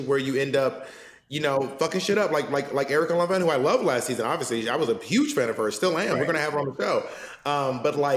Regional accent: the South, United States; accent: southern; I have a southern accent

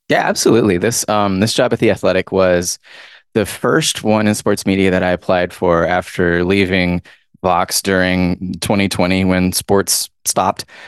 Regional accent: Georgia, United States; I'm from Georgia

